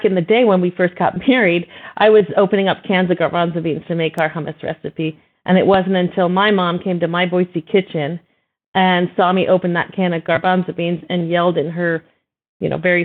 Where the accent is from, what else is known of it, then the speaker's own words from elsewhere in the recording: Jamaica; also born or lived in Miami, Florida, United States / Lebanon (descent); now in Idaho, United States; I was actually born and raised in Jamaica, moved to Florida in Miami